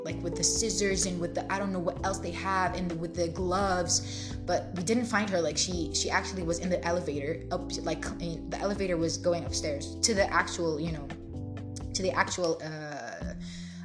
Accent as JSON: {"language": "English", "country": "Jordan", "second_language": "English", "moved": "yes", "said": "I'm originally from Jordan"}